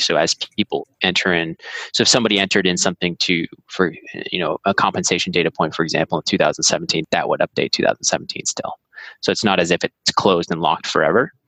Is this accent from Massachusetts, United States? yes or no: yes; Andover, Massachusetts, United States; moved away as an adult; also born or lived in Brookline, Massachusetts; now in California, United States; I was born in Brookline and I grew up in a town called Andover, north of the city